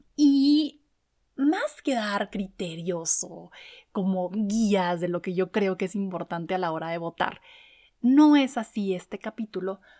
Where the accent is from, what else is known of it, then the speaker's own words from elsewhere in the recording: Chihuahua, Mexico; en el estado de donde soy, en Chihuahua